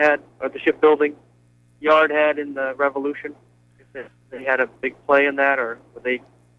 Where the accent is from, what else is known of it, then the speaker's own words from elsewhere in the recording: Gloucester, Massachusetts, United States; now in Winterport, United States; I grew up in Gloucester, Massachusetts.